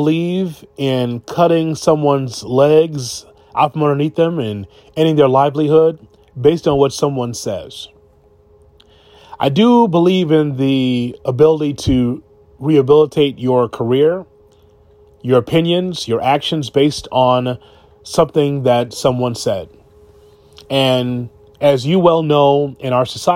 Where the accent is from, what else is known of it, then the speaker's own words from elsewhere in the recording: Chicago, Illinois, United States; I'm from Chicago